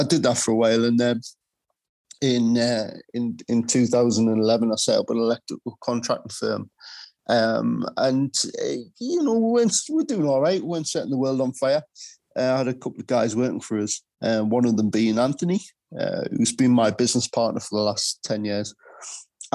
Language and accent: English; United Kingdom; I grew up in Rolling Skill.